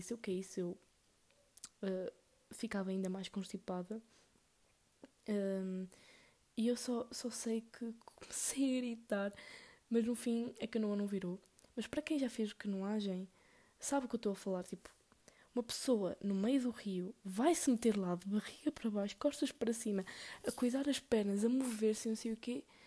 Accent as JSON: {"language": "Portuguese", "region": "Northern Portugal", "country": "Portugal", "said": "aqui no norte nós somos tipo. Oh, vamos a algum lado? Ou bora a algum lado?"}